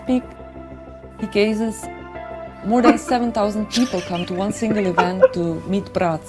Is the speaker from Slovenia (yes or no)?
yes; Slovenia; I'm from Slovenia.